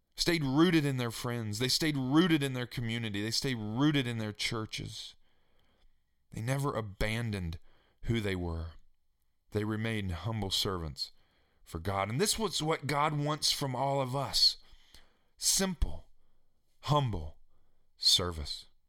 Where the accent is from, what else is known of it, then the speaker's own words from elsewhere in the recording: Staunton, Virginia, United States; my hometown where I grew up in Stanton, Virginia